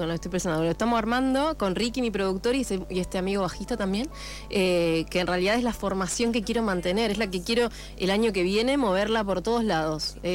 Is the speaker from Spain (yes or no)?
no; Morón, Buenos Aires Province, Argentina